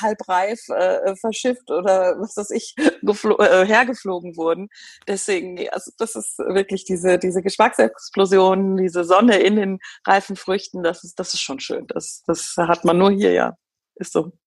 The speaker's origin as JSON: {"language": "German", "country": "Germany", "said": "bei uns in Deutschland"}